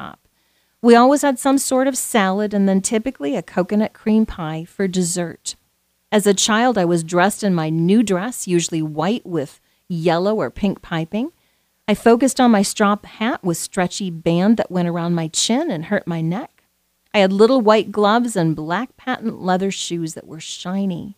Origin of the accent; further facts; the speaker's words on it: Southwest Iowa, United States; Growing up in Southwest Iowa, I celebrated a lot of Easters with Mom and Dad